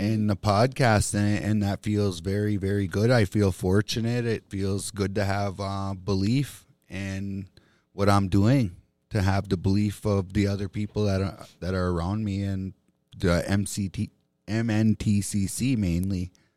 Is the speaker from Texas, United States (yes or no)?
no; Bois Forte Band of Chippewa, Minnesota, United States; I'm an Ojibwe from the Boys Fort Band of Chippewa Indians